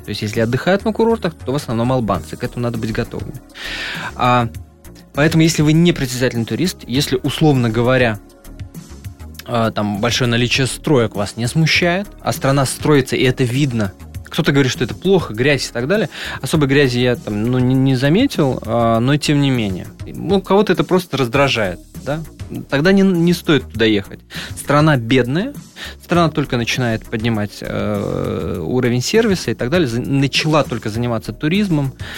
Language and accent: Russian; Russia; я из России